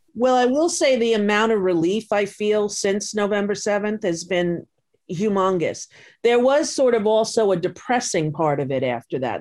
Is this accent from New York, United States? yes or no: yes; Long Island, New York, United States; growing up on Long Island